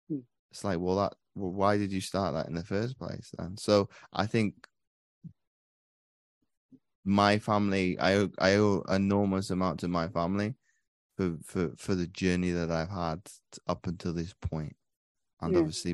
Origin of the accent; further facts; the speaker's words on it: Belgium; So I grew up over in Belgium for 19 years of my life. So I've pretty much been immersed to multiculturalism from as early as I can remember.